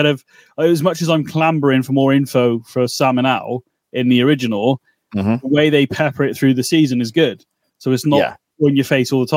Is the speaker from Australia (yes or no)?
no; United Kingdom; we're British